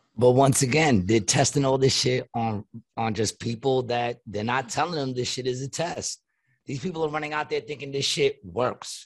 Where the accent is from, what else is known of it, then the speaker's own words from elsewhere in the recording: New York City, New York, United States; moved away; my hometown, Long Island City